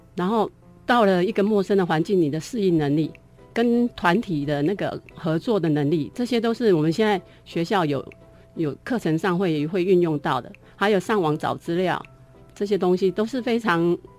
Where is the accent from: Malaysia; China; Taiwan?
Taiwan; Keelung; now in Taichung, Taiwan; 因为我是基隆人， 所以我是每个暑假都是泡在海边的